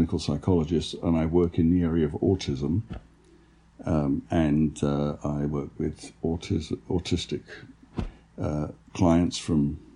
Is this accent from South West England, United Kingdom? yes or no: no; London, United Kingdom; now in United States; growing up in London, there's more talk of paranormal experience in England than I've noticed in the United States.